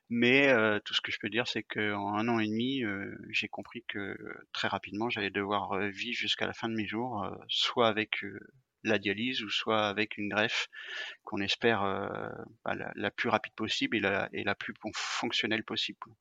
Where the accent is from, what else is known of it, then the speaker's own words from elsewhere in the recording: Rennes, Brittany, France; je suis rennais